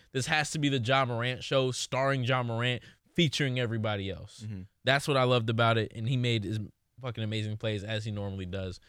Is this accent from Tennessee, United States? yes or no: yes; Memphis, Tennessee, United States; I'm from Memphis, Tennessee.